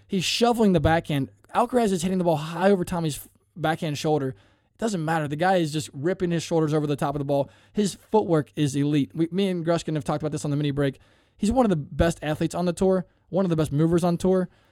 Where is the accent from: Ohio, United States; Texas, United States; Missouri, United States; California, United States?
Ohio, United States; Cincinnati; I'm from Cincinnati